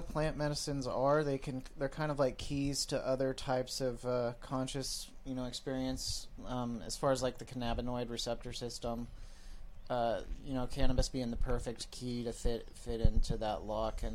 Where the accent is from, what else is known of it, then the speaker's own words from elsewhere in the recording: Midwest, United States; I grew up in the Midwest.